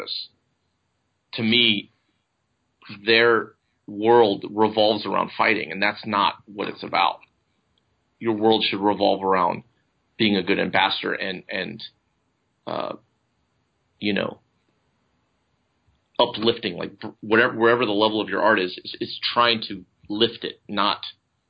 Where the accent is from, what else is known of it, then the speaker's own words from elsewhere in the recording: United States; I'm an American